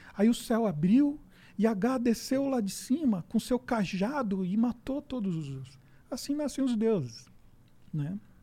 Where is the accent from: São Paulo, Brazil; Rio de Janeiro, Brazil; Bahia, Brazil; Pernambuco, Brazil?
São Paulo, Brazil; Osasco; Eu sou de Osasco